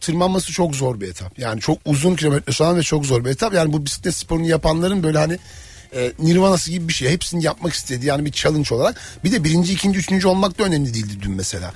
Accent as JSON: {"language": "Turkish", "region": "Black Sea Region", "country": "Turkey", "said": "Ben de Karadenizliyim"}